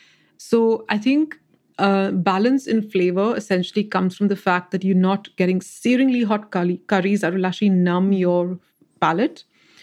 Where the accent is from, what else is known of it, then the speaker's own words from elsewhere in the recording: West India, India; moved away; the kind of vegetables we actually got in the west of India when I was growing up in India were different as well.